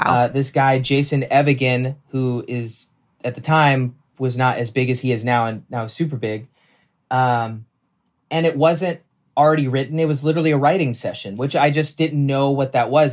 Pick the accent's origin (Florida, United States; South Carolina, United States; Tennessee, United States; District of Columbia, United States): Tennessee, United States; Nashville; moved away; also born or lived in New York; I grew up in Nashville